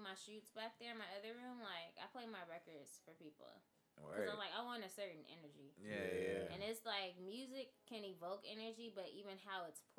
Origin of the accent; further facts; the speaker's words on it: California, United States; moved away; growing up in California